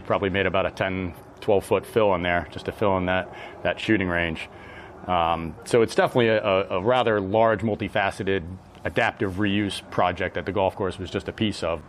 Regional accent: Connecticut, United States; moved away as an adult; also born or lived in Washington, D.C.; now in West Coast, United States; I grew up in Connecticut

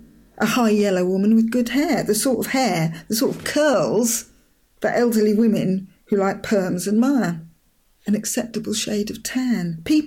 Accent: London, United Kingdom; moved away as an adult; now in Hastings, United Kingdom; I'm not a Londoner anymore. I live in Hastings. I'm thoroughly, entirely, to the tips of my fingers, one of the Angle folk. A sister through time to Beachy Head woman across the bay in Eastbourne.

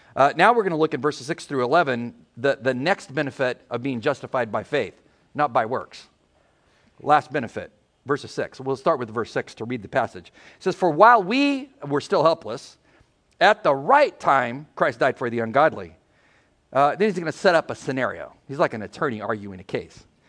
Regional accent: San Diego, California, United States; moved away; We're from San Diego.

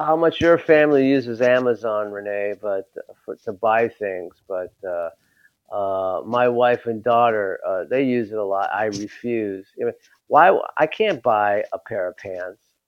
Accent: Los Angeles, California, United States; I'm from Los Angeles

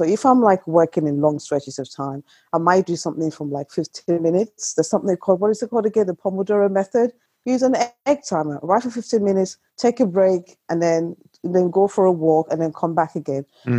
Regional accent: United Kingdom; check the weather, because I'm British and that's what we do.

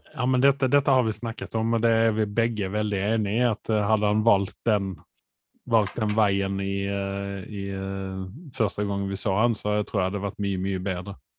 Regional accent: Sweden; for meg som svensk

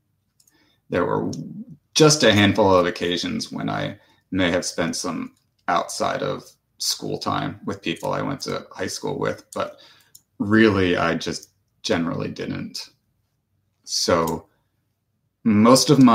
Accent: New Jersey, United States; I grew up in New Jersey

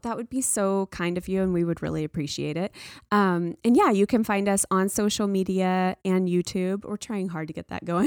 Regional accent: the South, United States; I grew up in the South

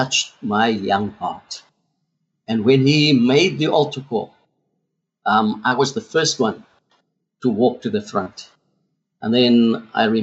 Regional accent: South Africa; first language Afrikaans; English is a second language; I couldn't speak a word of English. I grew up Afrikaans. My whole school career was done in Afrikaans.

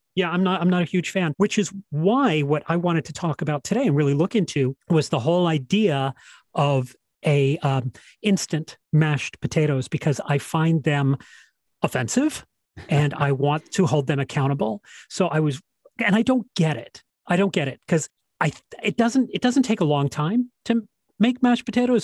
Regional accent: England, United Kingdom; I am English

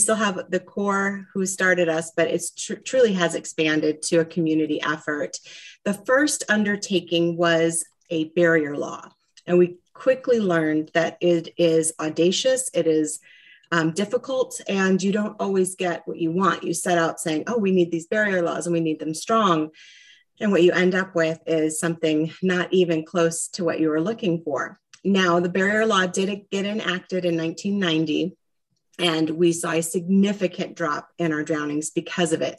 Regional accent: Traverse City, Michigan, United States; now in Arizona, United States; I grew up in Traverse City, Michigan

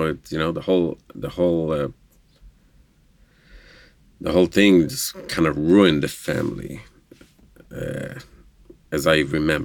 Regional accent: Jerusalem, Jerusalem District, Israel; first language Hebrew; English is a second language; moved away as an adult; also born or lived in southern Israel; I am from Israel, Jerusalem, Israel. Born and raised, grew up, speaking Hebrew.

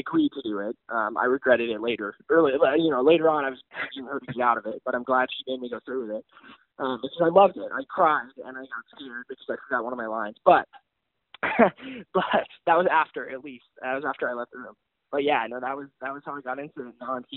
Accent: Texas, United States; I came from Texas

